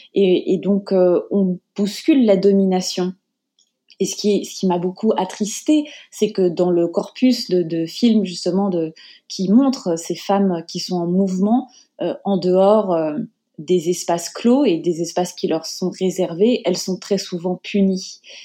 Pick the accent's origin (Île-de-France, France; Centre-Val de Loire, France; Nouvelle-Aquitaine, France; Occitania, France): Île-de-France, France; Paris; moved away as an adult; also born or lived in Japan / United States; je suis née à Paris, dans le 13e arrondissement. J'ai grandi euh, principalement euh, à Paris